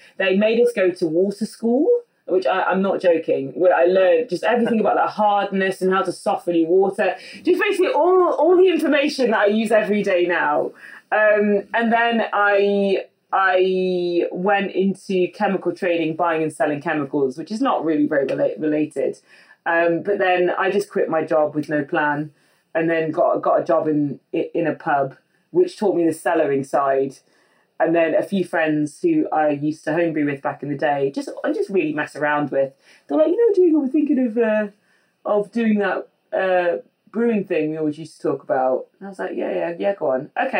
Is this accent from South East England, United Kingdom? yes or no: no; West Midlands, United Kingdom; I came from the Midlands next to Burton-on-Trent, which is already like, that's kind of like Mecca for beer in the UK.